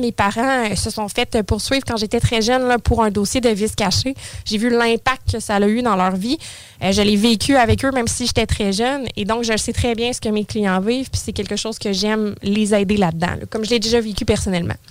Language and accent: French; Saint-Apollinaire, Quebec, Canada; now in Lévis, Canada; J'ai toujours été sur la rive sud, originaire de Saint-Apollinaire